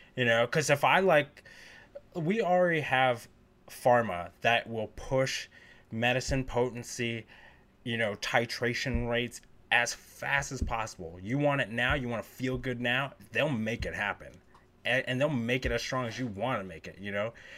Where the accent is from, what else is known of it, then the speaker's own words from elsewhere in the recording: Northeast, United States; growing up in the Northeast